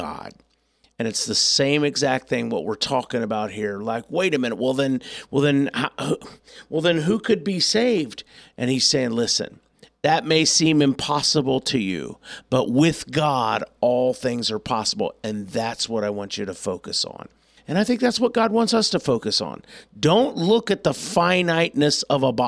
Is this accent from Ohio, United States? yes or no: yes; Auglaize County, Ohio, United States; that's where I'm from.